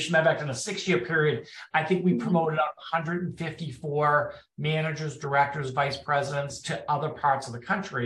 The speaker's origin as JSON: {"language": "English", "town": "Boston", "region": "Massachusetts", "country": "United States", "moved": "as an adult", "lives_now": "Washington, D.C., United States", "said": "I'm from Boston, if you can't tell by my accent. I now live in Washington, D.C. area"}